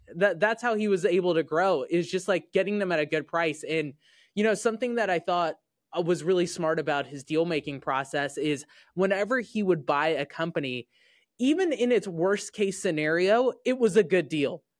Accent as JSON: {"language": "English", "region": "Indiana", "country": "United States", "tie": "born or raised there", "said": "I grew up in Indiana"}